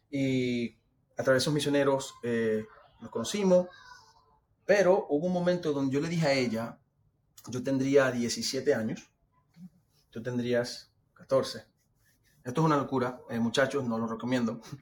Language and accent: Spanish; Venezuela; now in United States; Tenemos tres hijos, somos venezolanos, eh, vivimos aquí obviamente en Carolina